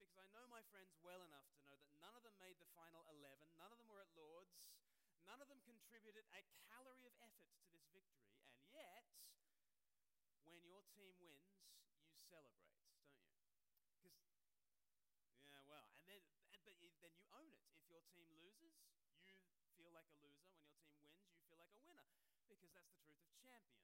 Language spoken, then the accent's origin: English; Australia; moved away as an adult; now in United Kingdom; I speak perfectly normally, but uh, I grew up in Australia and I've lived.